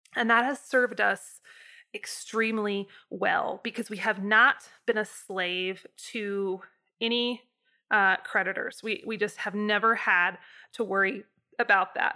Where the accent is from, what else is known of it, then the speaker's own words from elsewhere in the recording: United States; my experience in the U S as a, as a American citizen